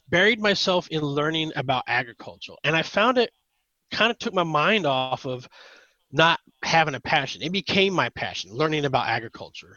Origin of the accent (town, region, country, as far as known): Northern California, United States; born or raised there